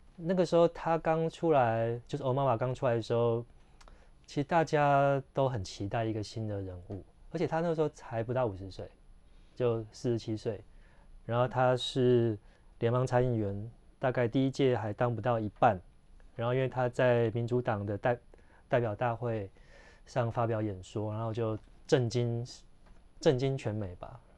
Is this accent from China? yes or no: no; Taiwan; 其实我们是台湾人